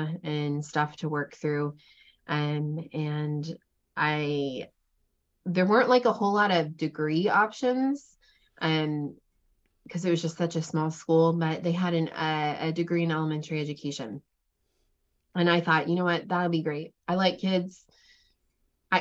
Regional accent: Cincinnati, Ohio, United States; I grew up, I'm from a lot of different places, but primarily I grew up outside of Cincinnati, Ohio. So I'm a Midwestern girl.

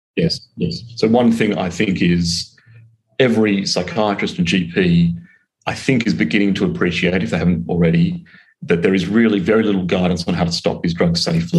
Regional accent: Australia; accent: Australian; moved away as an adult; now in London, United Kingdom; I'm originally from Australia, it's the accent, but now I'm working in London

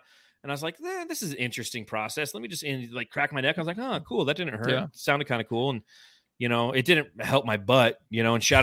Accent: Arizona, United States; I'm from Arizona

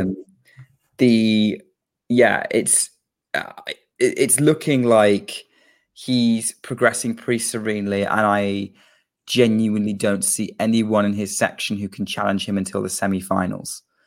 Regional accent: United Kingdom; as a Brit

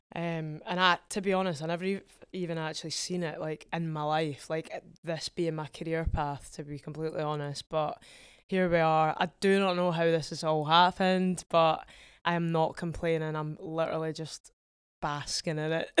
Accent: Edinburgh, Scotland, United Kingdom; I'm from Edinburgh

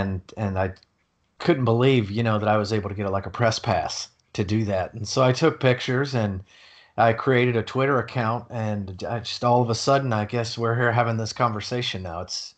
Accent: Durham, North Carolina, United States; now in Tampa, United States; Oh, well, I'm from Durham, North Carolina, and I live in Tampa, Florida.

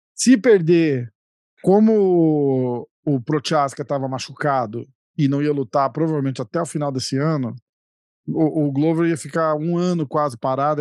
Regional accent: Brazil; moved away; eu moro fora, mas sou brasileiro também

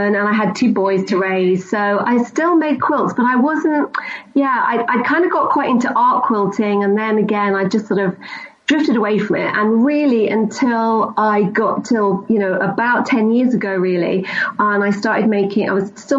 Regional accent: London, United Kingdom; moved away as an adult; now in Scotland, United Kingdom; I grew up in London

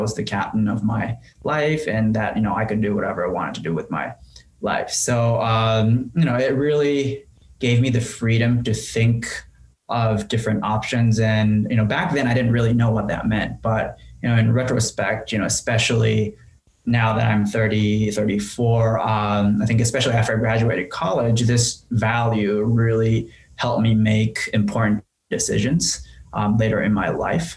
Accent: Tokyo, Japan; English is a second language; moved away as an adult; also born or lived in France; now in United States; I was born in Tokyo and raised as the only child in my family

